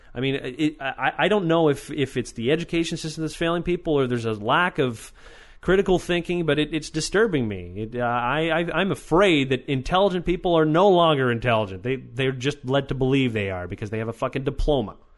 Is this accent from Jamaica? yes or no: no; Weedon, Quebec, Canada; my hometown in Weeden, Quebec